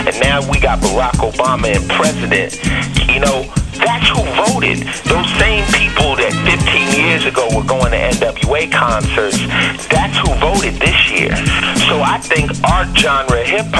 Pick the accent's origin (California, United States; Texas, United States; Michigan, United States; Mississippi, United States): California, United States; Los Angeles; I'm from L.A.